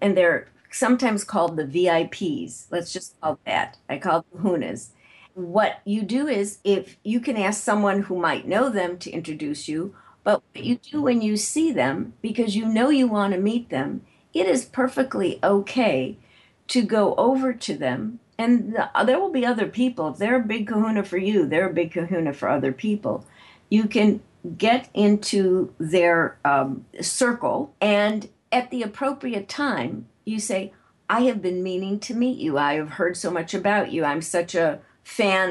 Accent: Chicago, Illinois, United States; moved away; I'm originally from Chicago

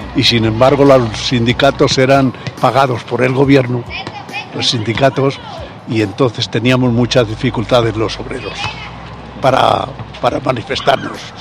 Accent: Salamanca, Castile and León, Spain; moved away as an adult; now in Madrid, Spain; yo soy natural de Salamanca, pero me crié casi en Madrid. O sea que a los 18 años ya estaba en Madrid.

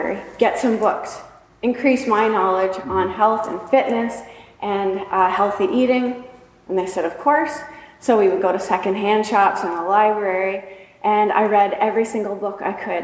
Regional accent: New Liskeard, Ontario, Canada; We were raised up in New Liskeard, Ontario, way up north in Canada

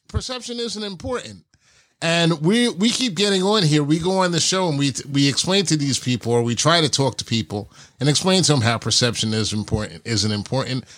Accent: New York, United States; we grew up in New York

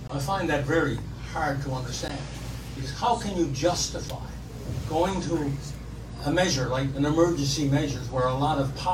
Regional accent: Canada; not only as a Canadian, but as somebody who helped craft the Charter of Rights and Freedoms right here in this city a little over 40 years ago

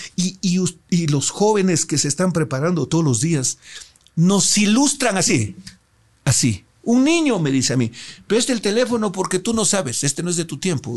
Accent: Loja, Ecuador; mis electores de mi tierra

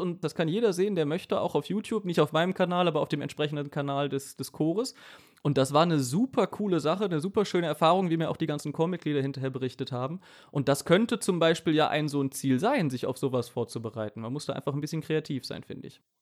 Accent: Cologne, North Rhine-Westphalia, Germany; Ich komme ja aus dem Raum Köln, Großraum Köln

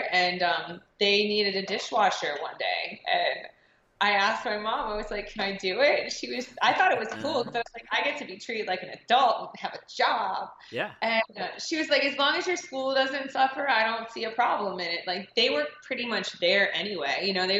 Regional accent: Cincinnati, Ohio, United States; I'm originally from Cincinnati, Ohio.

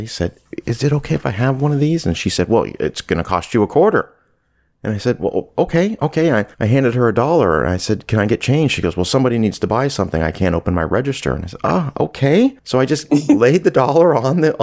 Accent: Canada; also born or lived in Southern United States; now in United States; I'm from Canada originally

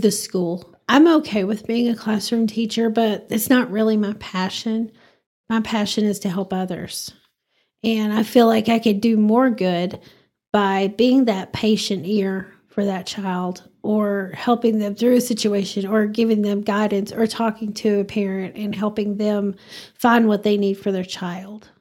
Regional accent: Bowie, Texas, United States; also born or lived in Spearman, Texas; now in Amarillo, United States; that's my hometown

